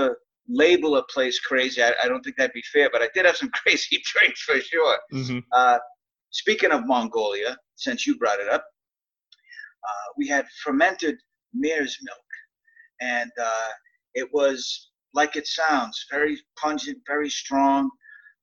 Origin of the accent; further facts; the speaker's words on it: Boston, Massachusetts, United States; I grew up in South Boston, Massachusetts, otherwise known as Southie